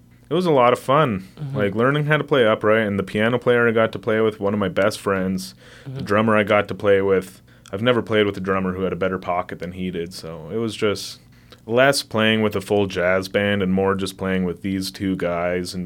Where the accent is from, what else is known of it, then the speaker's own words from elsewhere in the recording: Calgary, Alberta, Canada; also born or lived in Fernie; I grew up in Calgary